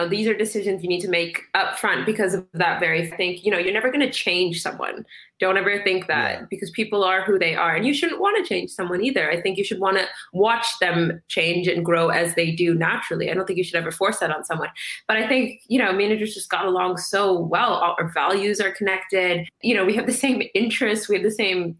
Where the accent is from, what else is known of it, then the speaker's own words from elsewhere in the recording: Canada; I'm Somali, Canadian. I was born in Canada. My parents are Somali